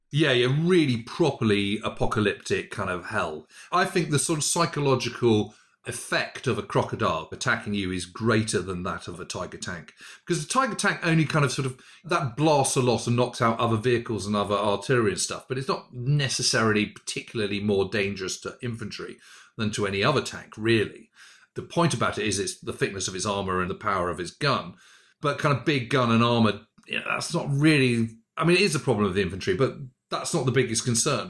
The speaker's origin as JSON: {"language": "English", "country": "United Kingdom", "said": "I'm a Brit"}